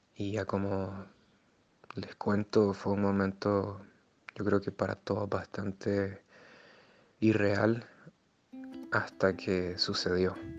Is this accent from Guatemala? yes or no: no; Nicaragua; moved away as an adult; El día que me fui de Nicaragua